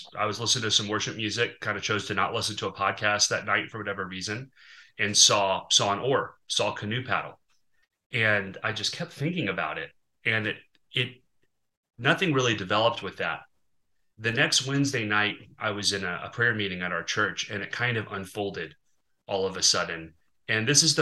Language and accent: English; Arkansas, United States; I grew up kayaking on the Mulberry River in Arkansas